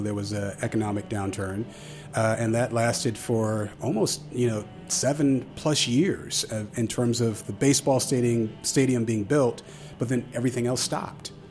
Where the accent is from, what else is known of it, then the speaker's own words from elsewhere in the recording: West Coast, United States; moved away as an adult; now in Washington, D.C., United States; So I'm originally from the West Coast